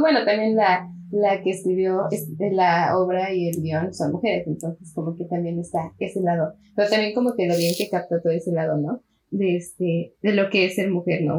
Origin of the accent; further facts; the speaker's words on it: Mexico; somos de México